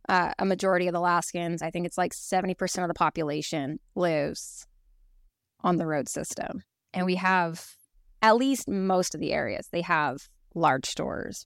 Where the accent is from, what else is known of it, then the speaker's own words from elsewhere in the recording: Oregon, United States; now in Kenai, United States; I grew up in Oregon